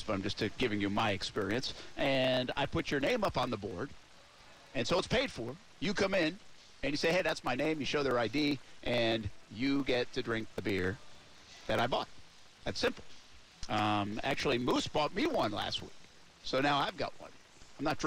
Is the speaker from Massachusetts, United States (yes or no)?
yes; hometown where the Patriots play, Massachusetts, United States; now in Jacksonville, United States; my hometown where the Patriots play